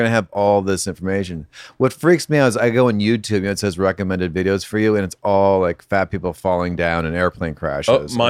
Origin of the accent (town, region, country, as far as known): Connecticut, United States; born or raised there